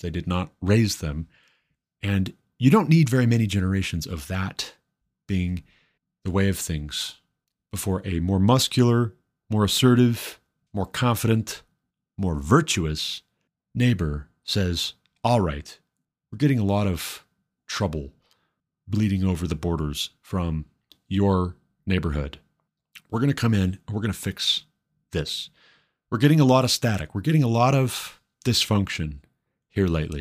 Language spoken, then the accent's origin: English; Montana, United States; now in Colorado, United States; my home state, Montana